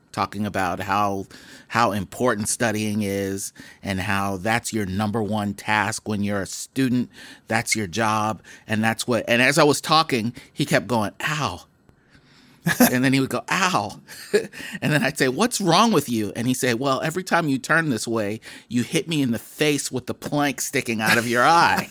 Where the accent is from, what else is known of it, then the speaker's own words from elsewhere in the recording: Boston, Massachusetts, United States; When I was a kid growing up in Mattapan